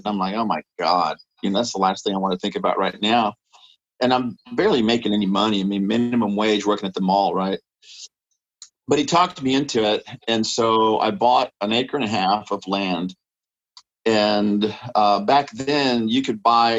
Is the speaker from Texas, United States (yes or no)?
yes; San Antonio, Texas, United States; now in Austin, United States; I grew up in San Antonio